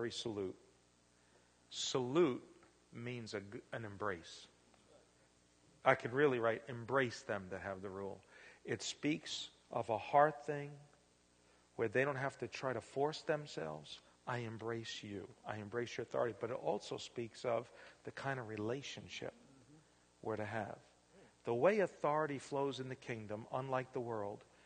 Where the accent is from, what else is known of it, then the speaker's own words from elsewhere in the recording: New York City, New York, United States; also born or lived in Pennsylvania; now in Indiana, United States; I was real young, growing up in the Bronx